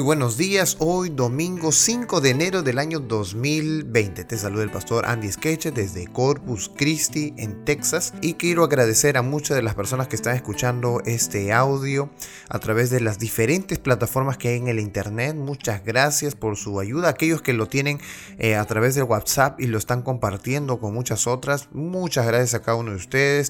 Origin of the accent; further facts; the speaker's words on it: Peru; now in United States; mi país natal, Perú